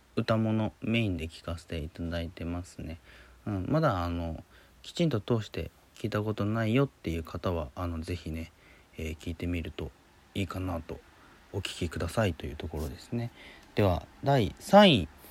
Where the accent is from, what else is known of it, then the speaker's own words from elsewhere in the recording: Hiroshima, Japan; moved away; also born or lived in Tokyo; 東京にね、いたんだけど、実家広島に戻って